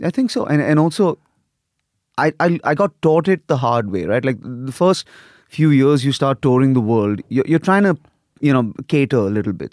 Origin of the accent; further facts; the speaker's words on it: India; moved away as an adult; also born or lived in Lagos, Nigeria / United States / Europe; I got sent to boarding school when I was eight in India